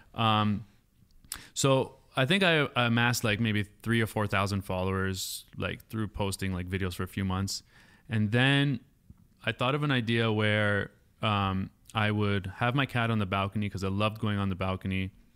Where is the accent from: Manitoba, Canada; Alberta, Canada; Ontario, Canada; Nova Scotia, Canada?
Ontario, Canada; Woodbridge; moved away; it's called Woodbridge, Ontario